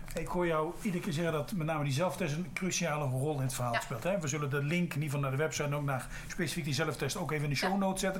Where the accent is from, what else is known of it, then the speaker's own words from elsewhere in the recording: Netherlands; als Nederlanders zijn we